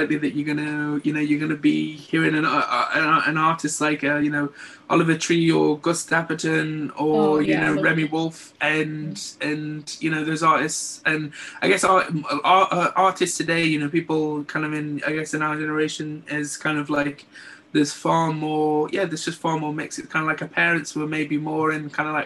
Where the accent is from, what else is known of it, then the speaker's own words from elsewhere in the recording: Stoke-on-Trent, West Midlands, United Kingdom; also born or lived in Redcar; now in Middlesbrough, United Kingdom; originally from Stoke-on-Trent. I'm originally from Middleport in Stoke